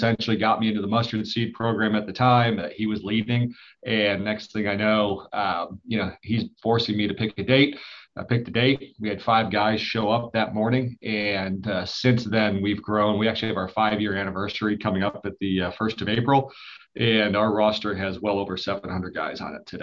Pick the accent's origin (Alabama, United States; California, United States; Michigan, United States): Michigan, United States; Detroit; moved away; I'm originally from Detroit